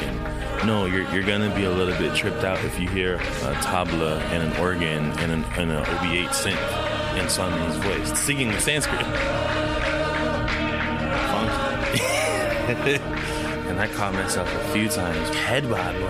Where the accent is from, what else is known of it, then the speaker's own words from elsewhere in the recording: Sai Anantam Ashram, California, United States; a kid of the ashram. I grew up on Sayanatam Ashram.